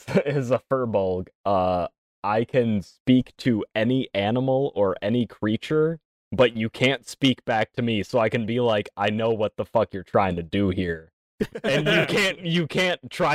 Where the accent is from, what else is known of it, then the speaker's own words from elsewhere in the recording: Michigan, United States; We're from Michigan.